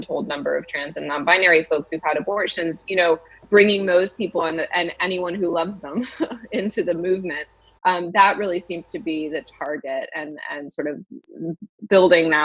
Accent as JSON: {"language": "English", "region": "Massachusetts", "country": "United States", "tie": "born or raised there", "said": "my home state of Massachusetts"}